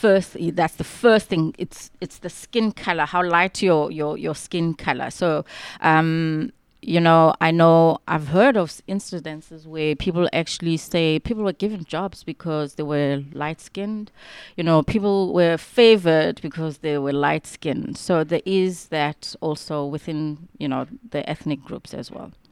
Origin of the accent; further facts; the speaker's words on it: East London, Eastern Cape, South Africa; moved away as an adult; now in Cape Town, South Africa; I actually grew up in a township called Mtansane, just outside of East London.